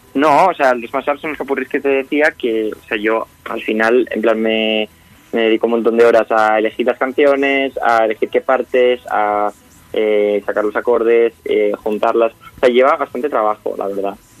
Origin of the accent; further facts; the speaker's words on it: Extremadura, Spain; yo además soy de Extremadura